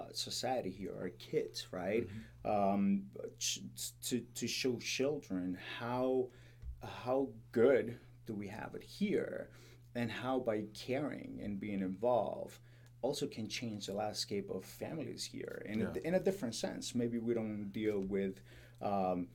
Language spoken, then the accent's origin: English; Colombia; moved away as an adult; now in United States; I grew up in Colombia, so I witnessed corruption and just violence in general. So when I moved to the States